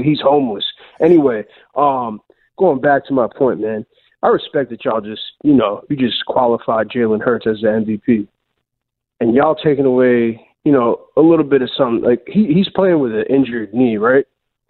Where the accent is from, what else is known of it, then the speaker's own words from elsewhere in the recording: New York, United States; now in Philadelphia, United States; I'm from New York. I live in Philly.